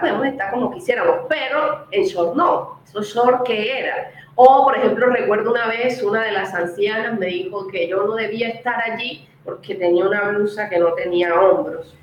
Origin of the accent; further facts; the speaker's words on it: Cartagena, Bolívar, Colombia; moved away as an adult; also born or lived in Bogotá / Ecuador; Yo nací en un hogar en el Caribe, en Cartagena más específicamente